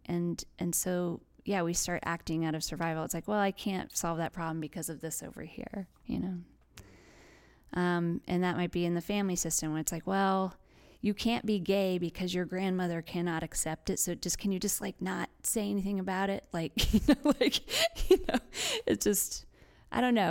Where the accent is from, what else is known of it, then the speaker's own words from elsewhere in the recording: West Virginia, United States; growing up in West Virginia